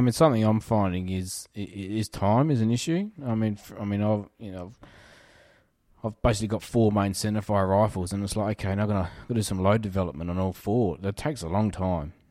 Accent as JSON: {"language": "English", "area": "Riverland", "region": "South Australia", "country": "Australia", "tie": "born or raised there", "said": "I grew up in the Riverland"}